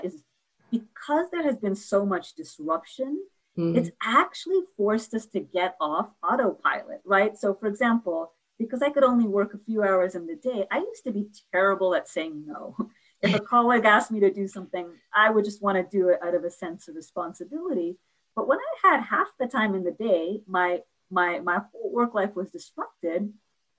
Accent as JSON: {"language": "English", "region": "New York", "country": "United States", "said": "I'm a New Yorker."}